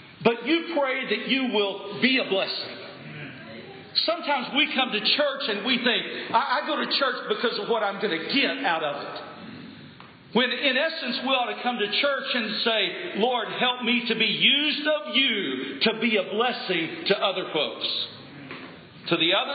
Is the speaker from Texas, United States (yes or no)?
yes; Lubbock, Texas, United States; I grew up in Lubbock, Texas